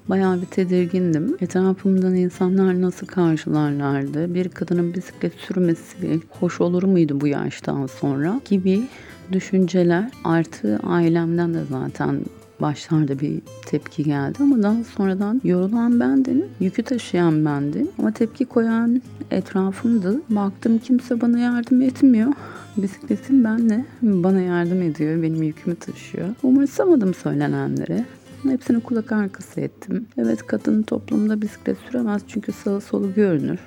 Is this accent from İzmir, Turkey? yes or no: yes; İzmir, Turkey; İzmir Bornova doğumluyum.